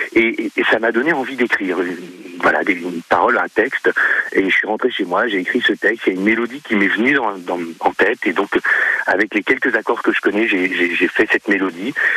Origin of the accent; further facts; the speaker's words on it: Alençon, Normandy, France; moved away as an adult; now in Bricquebec, France; je suis originaire euh, d'Alençon dans l'Orne, j'ai vécu dans l'Orne pendant 30 ans et je suis dans le Cotentin depuis deux ans